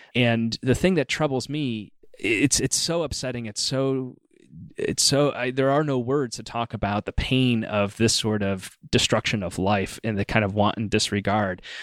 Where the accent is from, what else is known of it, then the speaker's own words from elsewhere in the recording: Rochester, New York, United States; moved away; closer to home where I grew up in Rochester, New York